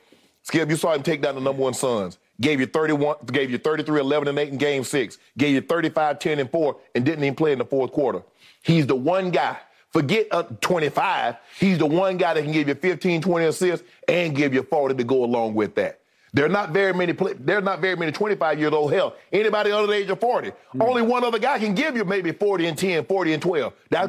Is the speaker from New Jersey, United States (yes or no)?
no; South Georgia, United States; That was my favorite player growing up in South Georgia, Larry Joe Bird.